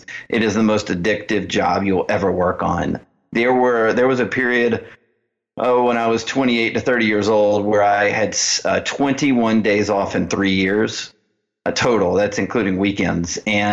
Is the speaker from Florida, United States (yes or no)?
no; Birmingham, Alabama, United States; moved away as an adult; also born or lived in Washington, D.C. / South Dakota / San Diego / Phoenix; I grew up in Alabama, Birmingham, Alabama